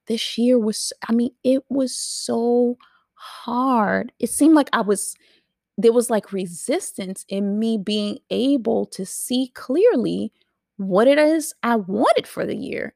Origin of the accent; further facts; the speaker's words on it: New York City, New York, United States; I'm a New Yorker. Don't forget it. I'm a New Yorker. So we didn't have to have any cars. We just rode the train